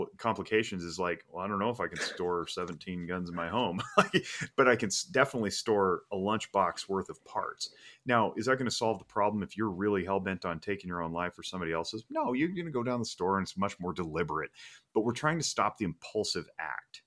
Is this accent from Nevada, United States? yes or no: yes; Reno, Nevada, United States; I was born and raised in Reno, Nevada